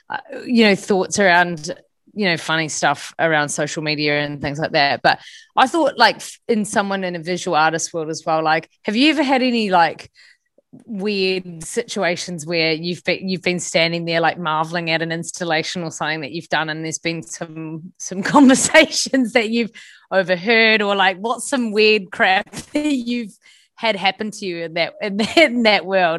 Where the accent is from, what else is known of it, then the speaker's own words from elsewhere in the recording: New Zealand; accent: Kiwi; I'm so bad my Kiwi accent